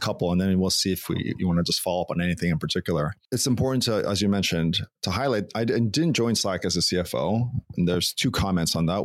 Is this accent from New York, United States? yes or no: yes; Long Island, New York, United States; moved away as an adult; also born or lived in California; I grew up in Long Island, New York